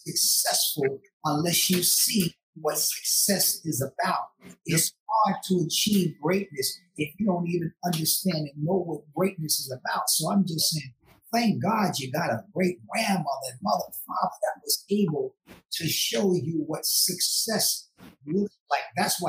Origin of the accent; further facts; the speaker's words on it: Newark, New Jersey, United States; most of the people that I grew up with in Newark, New Jersey, I live in that housing projects